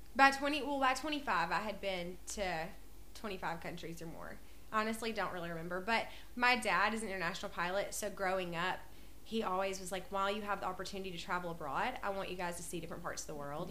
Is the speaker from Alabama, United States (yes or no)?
yes; North Alabama, United States; moved away as an adult; also born or lived in China / Tennessee; now in Columbia, Tennessee, United States; I'm from North Alabama, but I moved to Columbia, I guess, in 2015, 2016